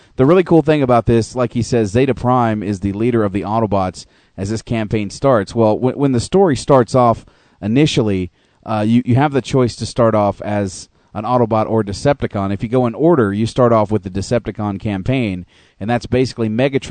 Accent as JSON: {"language": "English", "country": "United States", "tie": "born or raised there", "moved": "as an adult", "lives_now": "Canada", "said": "growing up all those years in the United States"}